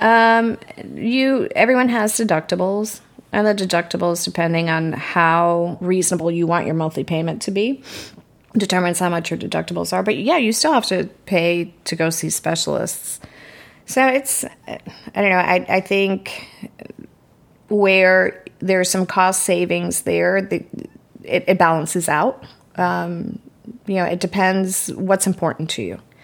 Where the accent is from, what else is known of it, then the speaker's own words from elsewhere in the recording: United States; moved away; I was born and raised right outside of Manhattan